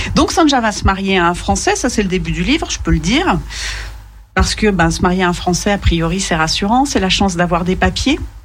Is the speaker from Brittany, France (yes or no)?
no; Lyon, Auvergne-Rhône-Alpes, France; quand on est lyonnais